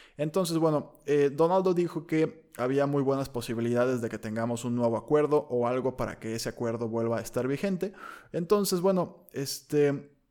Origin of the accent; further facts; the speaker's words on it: Colima, Mexico; yo soy de Colima, que es un rancho